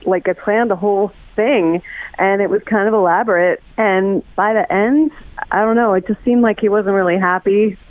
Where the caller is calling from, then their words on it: Kettering, Ohio, United States; I'm calling from Kettering.